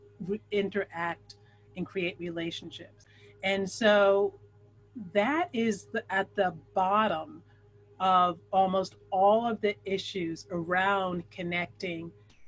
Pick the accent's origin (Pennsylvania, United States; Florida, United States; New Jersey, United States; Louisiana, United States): Pennsylvania, United States; Philadelphia; moved away as an adult; now in New York City, United States; That's my hometown.